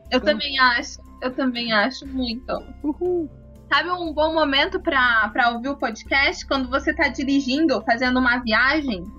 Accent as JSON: {"language": "Portuguese", "town": "Marília", "region": "São Paulo", "country": "Brazil", "moved": "yes", "lives_now": "Curitiba, Brazil", "said": "eu sou do interior de São Paulo, eu sou de Marília"}